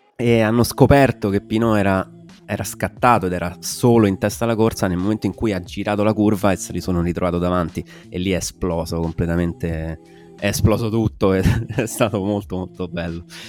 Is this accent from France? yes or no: yes; Alsace, Grand Est, France; moved away; trattandosi di Alsazia eh, si tratta effettivamente della mia terra natale